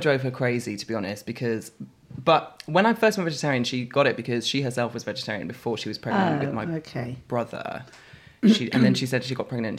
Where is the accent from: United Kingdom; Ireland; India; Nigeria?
United Kingdom; Forest of Dean, Gloucestershire, South West England; moved away; It's in Gloucestershire.